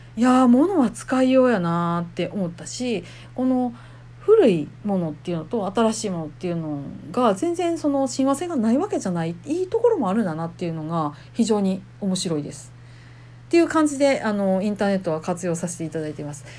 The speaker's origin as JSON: {"language": "Japanese", "region": "Kansai", "country": "Japan", "accent": "Kansai dialect", "said": "私関西人やから関西弁バリバリ"}